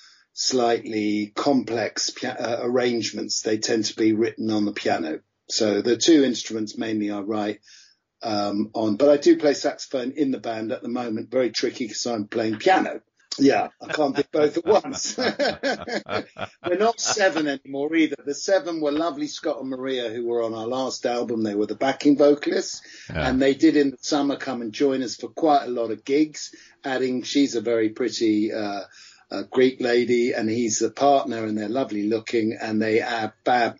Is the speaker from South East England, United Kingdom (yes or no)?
yes; Farnham, South East England, United Kingdom; also born or lived in Munich / Bentley / Hastings / London; now in Brighton, United Kingdom; I grew up from a very young age when my parents divorced. My mum came back here and I grew up around the Farnham area, Bentley and then Farnham